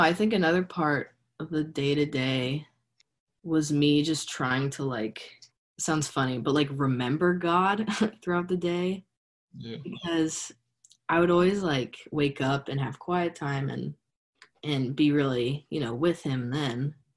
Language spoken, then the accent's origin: English; State College, Pennsylvania, United States; I grew up in State College.